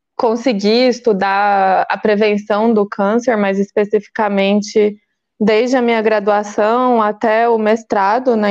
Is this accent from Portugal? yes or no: no; Goiás, Brazil; moved away; also born or lived in Campinas; eu também sou, né, goiana do pé rachado